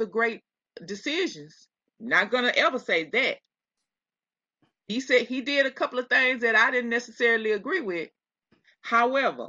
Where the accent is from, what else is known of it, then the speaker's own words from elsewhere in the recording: Texas, United States; I'm from Texas